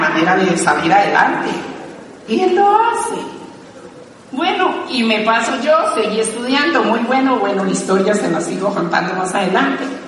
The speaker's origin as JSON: {"language": "Spanish", "town": "Pitalito", "region": "Huila", "country": "Colombia", "tie": "born or raised there", "moved": "yes", "lives_now": "Bogotá, Colombia", "said": "yo había llegado de, mi pueblo, que es Vitalito Huila."}